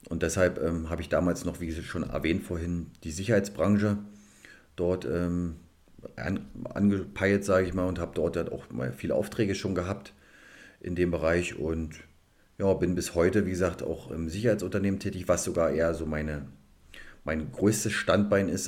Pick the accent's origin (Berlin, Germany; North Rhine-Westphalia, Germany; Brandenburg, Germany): Brandenburg, Germany; Cottbus; Richtig, da bin ich genau geboren in Cottbus und bin dort zur Schule, Sportschule gegangen bis 2004